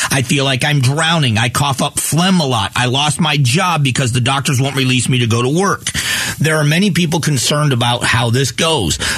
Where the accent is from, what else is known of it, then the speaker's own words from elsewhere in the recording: United States; In the end, as Americans, shouldn't we be concerned